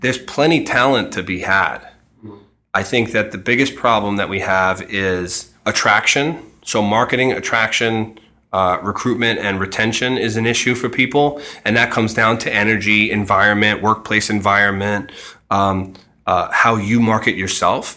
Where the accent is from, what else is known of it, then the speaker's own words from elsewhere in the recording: New York City, New York, United States; moved away as an adult; now in Connecticut, United States; I grew up in Queens where there are a lot of houses